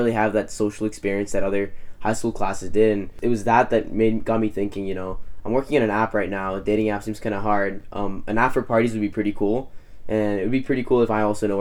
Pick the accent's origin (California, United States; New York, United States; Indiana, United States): California, United States; Bay Area; I'm from the Bay Area